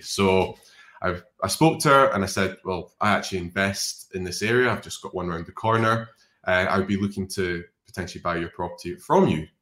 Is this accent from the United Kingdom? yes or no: yes; Scotland, United Kingdom; a Scottish drinking person